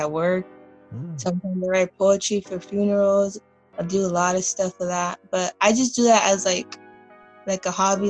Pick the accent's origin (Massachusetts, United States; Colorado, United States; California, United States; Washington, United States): California, United States; Wilmington; now in Long Beach, United States; I grew up in Wilmington. I grew up in the projects. I lived there till I was 11.